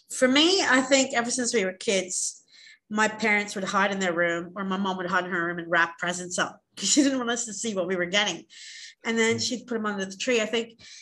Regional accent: Australia; we're from Australia

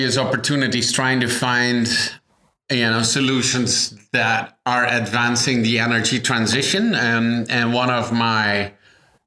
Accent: Netherlands; moved away as an adult; also born or lived in Toronto, Canada / United States; I was born and raised in the Netherlands

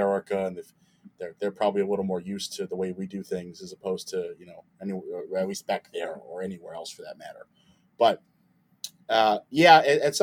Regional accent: United States; I'm vehemently American through and through. I'm very proud of my Italian roots

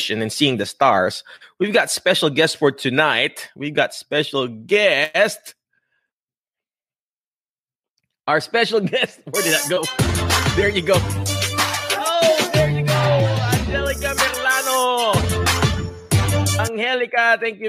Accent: Philippines; English is a second language; now in United States; I'm Filipino.

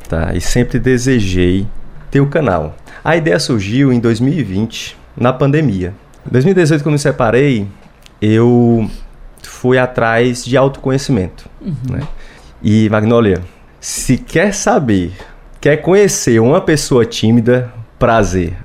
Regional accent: Fortaleza, Ceará, Brazil; sou de Fortaleza, vim aqui

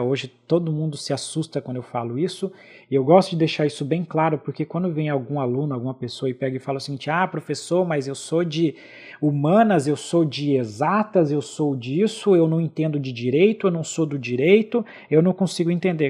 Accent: Brazil; eu pude viajar pela primeira vez para fora do Brasil em 2004

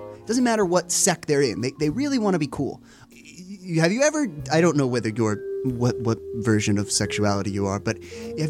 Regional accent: New Jersey, United States; I'm from New Jersey.

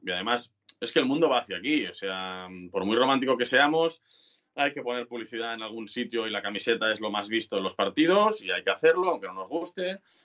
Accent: Sabadell, Catalonia, Spain; somos como pesados los de Sabadell

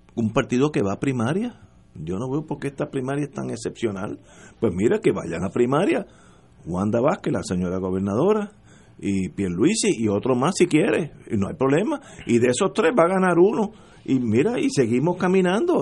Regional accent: Puerto Rico; seguimos siendo puertorriqueños ocho generaciones después

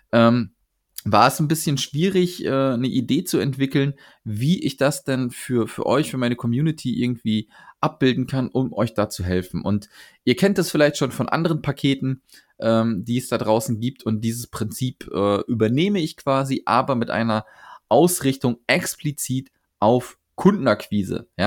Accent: Cologne, North Rhine-Westphalia, Germany; Ich komme aus Köln.

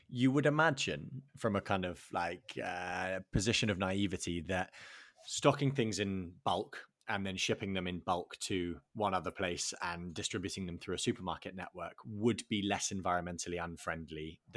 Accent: England, United Kingdom; I think the UK, obviously being English, the UK went through

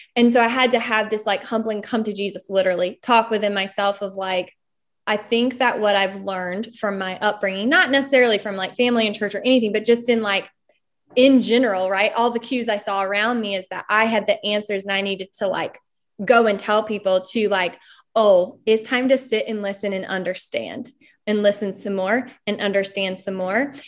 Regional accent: Smithfield, North Carolina, United States; moved away as an adult; also born or lived in London; I'm from Smithfield, North Carolina

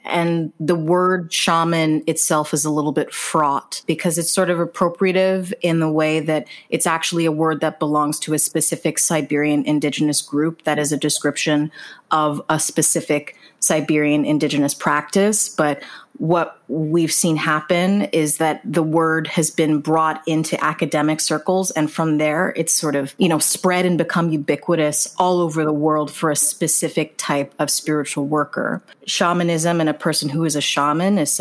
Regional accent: Jamaica; as both a Jamaican woman

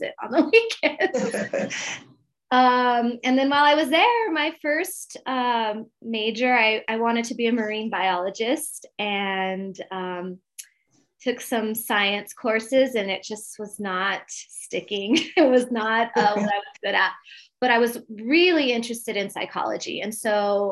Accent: Montebello, California, United States; now in Colorado Springs, United States; I grew up in Montebello, California, which is East Los Angeles. And right now I am living in Colorado Springs

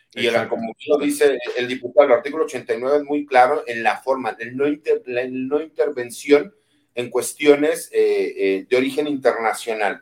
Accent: Jalisco, Mexico; also born or lived in Mexico City / Monterrey; aunque soy chilango, pero yo me crié en provincia, me crié en Jalisco.

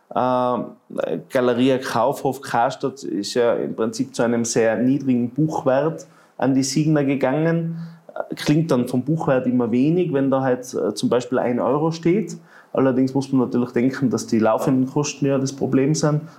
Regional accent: Tyrol, Austria; Ich glaube, ähm, man muss einmal vor dem René Benko als Tiroler schon den Hut ziehen für das, was er geschafft hat.

